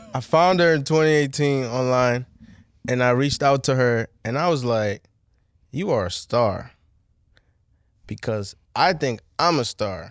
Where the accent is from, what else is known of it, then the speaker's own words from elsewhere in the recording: Bowie, Maryland, United States; also born or lived in Nigeria / Laurel, Maryland / Washington, D.C. / Montgomery County, Maryland; I grew up here. I was born in Nigeria, I came mad young, but I'm still super cultured in Nigeria, but I know, like, I lived in Bowie